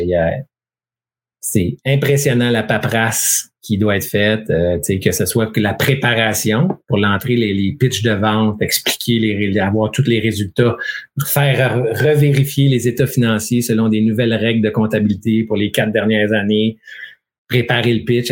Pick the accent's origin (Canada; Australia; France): Canada; Quebec; on est québécois